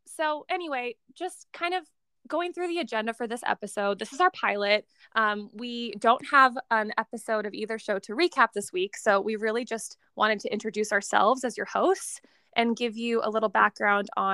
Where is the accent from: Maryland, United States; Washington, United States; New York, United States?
Washington, United States; Tacoma; moved away as an adult; now in Portland, United States; We're from Washington State in a city called Tacoma, and we currently both still live